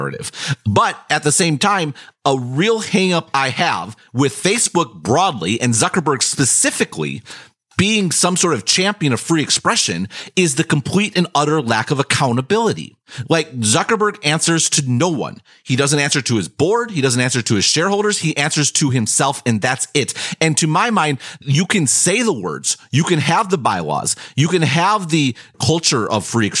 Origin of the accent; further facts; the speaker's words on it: United States; as an American